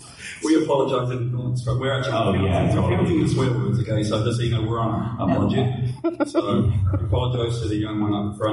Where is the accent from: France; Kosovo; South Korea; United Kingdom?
United Kingdom; One of the things with me is so growing up in Great Britain, we're not worried about horror.